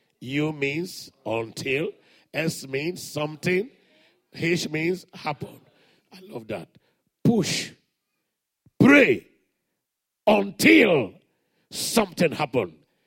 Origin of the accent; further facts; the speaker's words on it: Morobo, Central Equatoria, South Sudan; You know, I'm from Morobo. I'm from the village. Somebody shout hallelujah. We grew up in the days of padlock, locking the door.